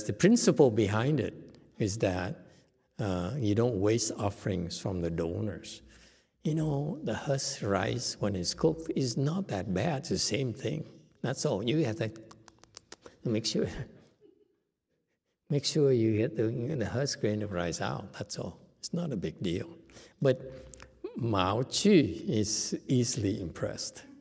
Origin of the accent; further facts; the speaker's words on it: Vietnam; moved away; I grew up in Vietnam.